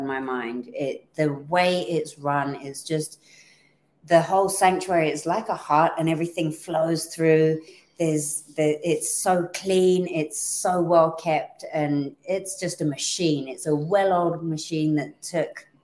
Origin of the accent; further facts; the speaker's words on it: England, United Kingdom; I'm from England.